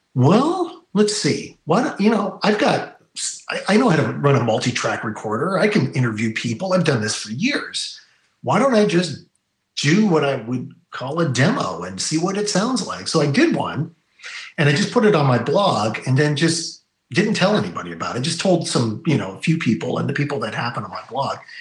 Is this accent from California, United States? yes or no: yes; Bay Area, California, United States; you and I grew up in the Bay Area